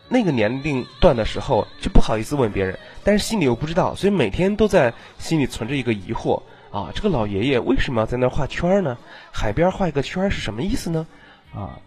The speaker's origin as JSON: {"language": "Chinese", "region": "Northeast China", "country": "China", "said": "我也是东北的"}